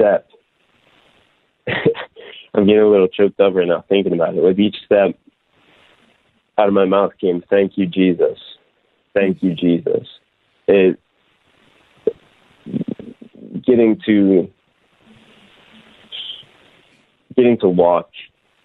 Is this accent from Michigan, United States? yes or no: no; near Delaware, southeastern Pennsylvania, United States; moved away; So originally I'm from Delaware, close to Delaware anyway, the very southeastern corner of Pennsylvania